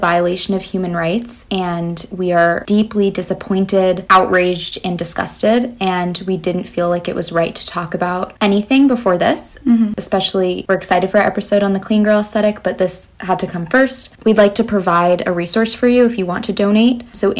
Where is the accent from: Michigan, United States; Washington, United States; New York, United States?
New York, United States; New York City; even though we're both from Brooklyn, New York, but both on the East Coast.